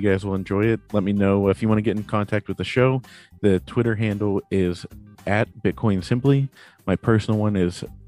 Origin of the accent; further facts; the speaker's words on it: Pittsburgh, Pennsylvania, United States; I'm a Steelers fan. I'm from Pittsburgh